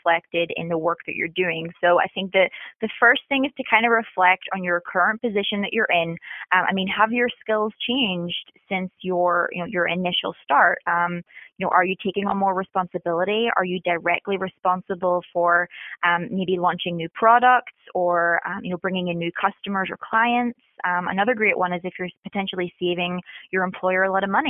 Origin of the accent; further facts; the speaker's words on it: Northern Ireland, United Kingdom; moved away as an adult; also born or lived in Middle East / Japan; now in Virginia Beach, United States; born and bred in Northern Ireland. Left there at 18 and lived in the Middle East and Japan, but have been in the States now